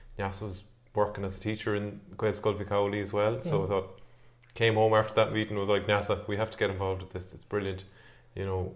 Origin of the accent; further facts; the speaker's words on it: Galway, Connacht, Ireland; I am from Galway, living in Galway, in Knocknacarra